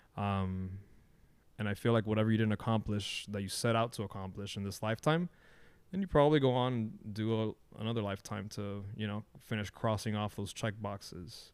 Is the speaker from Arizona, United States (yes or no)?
no; Miami, Florida, United States; living in, and growing up in Miami